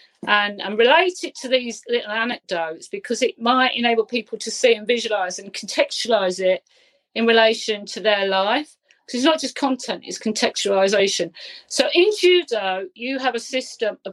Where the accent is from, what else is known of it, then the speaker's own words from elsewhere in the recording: Leicester, East Midlands, United Kingdom; We come from Leicester